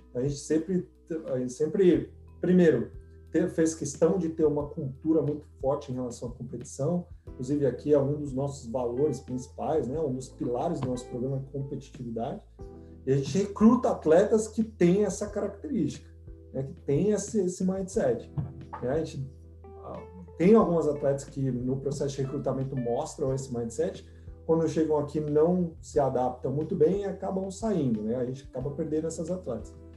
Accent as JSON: {"language": "Portuguese", "region": "São Paulo", "country": "Brazil", "also_born_or_lived": "Nebraska", "moved": "as an adult", "lives_now": "United States", "said": "Eu sou de São Paulo, uma cidade de 15 milhões de habitantes"}